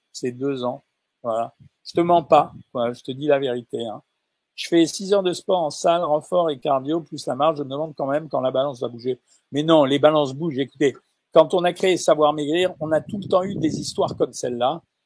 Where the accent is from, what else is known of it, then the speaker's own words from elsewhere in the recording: Algeria; moved away; je suis né en Algérie